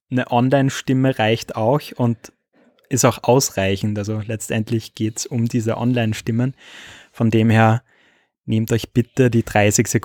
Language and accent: German; Austria; bei uns in Österreich